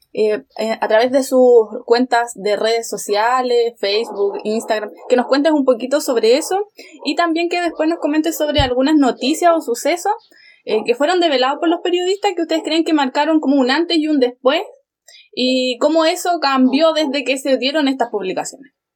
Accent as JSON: {"language": "Spanish", "town": "San Javier", "region": "Maule", "country": "Chile", "said": "Yo pertenezco a una comuna que es súper chiquitita, que es San Javier, que está al sur de Talca."}